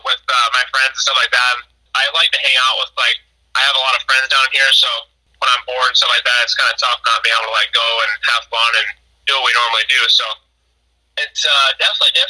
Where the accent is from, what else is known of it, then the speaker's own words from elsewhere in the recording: Illinois, United States; growing up in Illinois